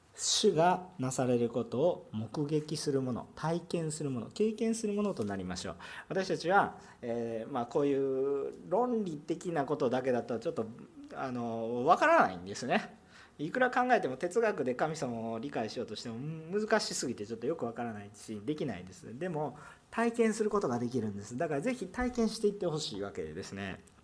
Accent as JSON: {"language": "Japanese", "region": "Osaka", "country": "Japan", "tie": "born or raised there", "accent": "Kansai dialect", "said": "私関西弁になってきたら本本性がバレてきてますからね本気で喋ってると思ってるあ の大阪出身なんですすいません"}